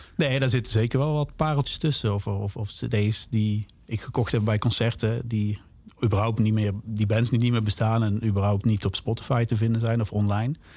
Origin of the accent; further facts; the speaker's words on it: Zaltbommel, Gelderland, Netherlands; ik ben natuurlijk opgegroeid in Zalbommel. Dat is onder de rook van, van Den Bosch.